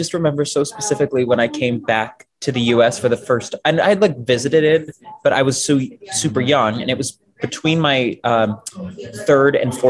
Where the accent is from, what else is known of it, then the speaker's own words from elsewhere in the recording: Buffalo, New York, United States; also born or lived in Florida / Germany / Las Vegas; I was born in Florida, spent most of my childhood in Germany, then moved to Vegas. And then we finally settled in Buffalo, New York, which is where I went to high school.